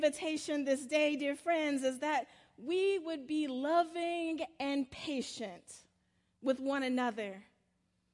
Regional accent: South Carolina, United States; now in Atlanta, United States; my little small church where I grew up in Calpin, South Carolina

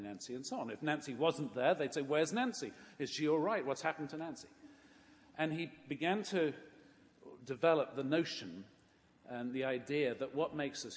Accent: England, United Kingdom; I grew up in England

